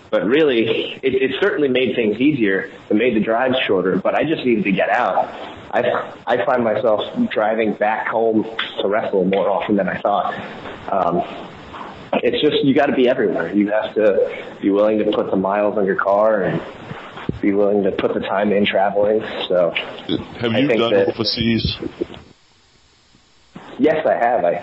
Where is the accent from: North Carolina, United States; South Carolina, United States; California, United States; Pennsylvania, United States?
Pennsylvania, United States; Philadelphia; we had people from New England, I'm from Philadelphia, someone from New York, and then someone from Germany, all coming together